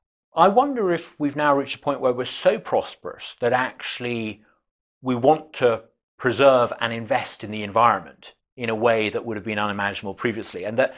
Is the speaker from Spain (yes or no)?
no; Uganda; I mean, I have a very different background. I grew up in Uganda in the 1970s, Central Africa.